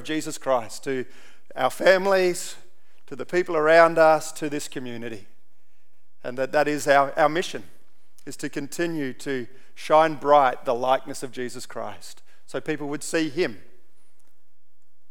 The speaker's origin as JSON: {"language": "English", "region": "Central Australia", "country": "Australia", "tie": "born or raised there", "also_born_or_lived": "Papua New Guinea", "said": "growing up in Central Australia"}